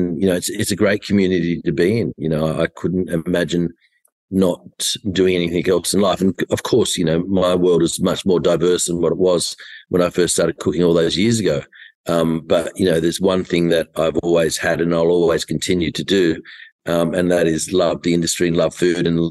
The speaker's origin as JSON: {"language": "English", "town": "Tamworth", "region": "New South Wales", "country": "Australia", "tie": "born or raised there", "said": "I was born in Tamworth and on a farm in near Currabubula"}